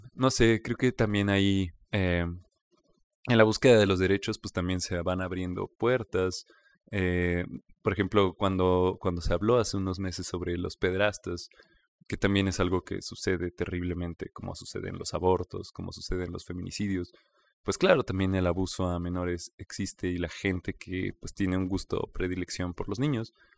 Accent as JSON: {"language": "Spanish", "country": "Mexico", "said": "como mexicanos"}